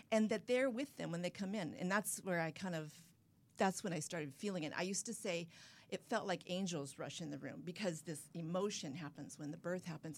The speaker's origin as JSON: {"language": "English", "town": "San Clemente", "region": "California", "country": "United States", "tie": "born or raised there", "said": "down in my hometown, San Clemente, California"}